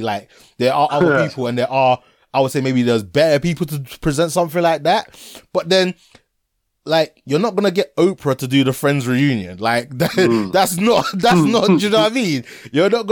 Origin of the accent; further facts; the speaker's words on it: Ghana; I'm from Ghana